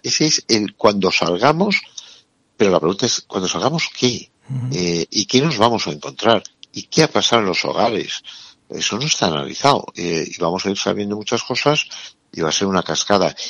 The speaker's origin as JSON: {"language": "Spanish", "region": "Navarre", "country": "Spain", "said": "tú y yo que somos de Navarra"}